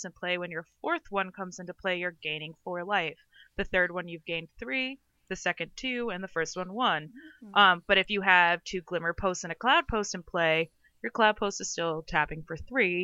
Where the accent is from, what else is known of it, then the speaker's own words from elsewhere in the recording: Western Massachusetts, United States; also born or lived in New York City; I grew up in Western Mass